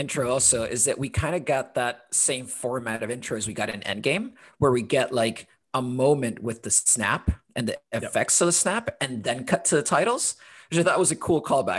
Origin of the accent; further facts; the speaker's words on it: Honduras; also born or lived in London; now in Portland, United States; I'm originally from Honduras. And then I spent about 10 years in London, where I met Tom, and then currently living in Portland, Oregon.